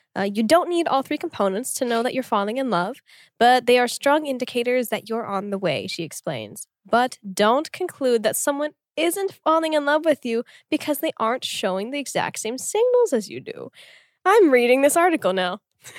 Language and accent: English; Tulsa, Oklahoma, United States; born or raised there; moved away as an adult; also born or lived in Korea; now in South Korea